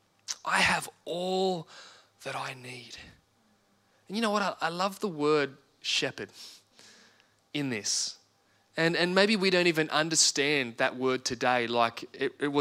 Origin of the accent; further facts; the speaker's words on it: Australia; an Australian citizen